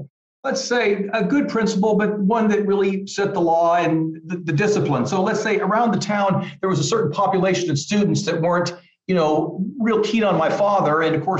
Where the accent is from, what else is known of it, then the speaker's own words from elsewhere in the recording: Midwest, United States; growing up, I grew up in the Midwest and, you know, big football country and things like that.